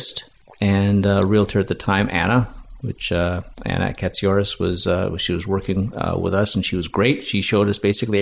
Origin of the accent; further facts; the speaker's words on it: Vancouver, British Columbia, Canada; moved away as an adult; now in Pender Island, Canada; Born and raised in Vancouver, spent my entire life on the mainland